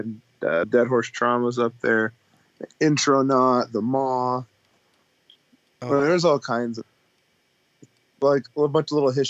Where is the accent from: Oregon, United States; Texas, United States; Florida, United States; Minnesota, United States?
Oregon, United States; Lakeview; now in Sacramento, United States; Because I grew up in Lakeview.